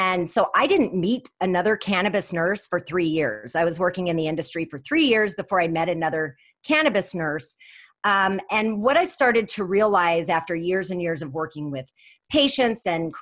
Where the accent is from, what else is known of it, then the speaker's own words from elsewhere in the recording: New Mexico, United States; I'm from New Mexico